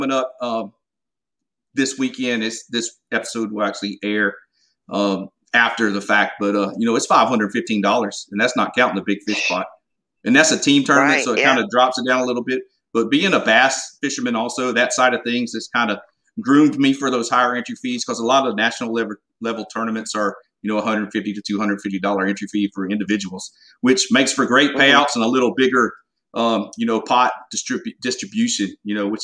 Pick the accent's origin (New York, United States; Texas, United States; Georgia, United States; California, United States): Georgia, United States; Golden Isles area in Southeast; accent: Southern; grew up in the Golden Isles area in Southeast Georgia